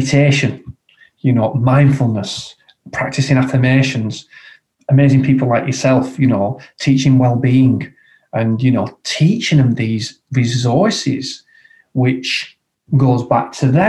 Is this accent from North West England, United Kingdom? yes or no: yes; Blackburn, North West England, United Kingdom; my hometown of Blackburn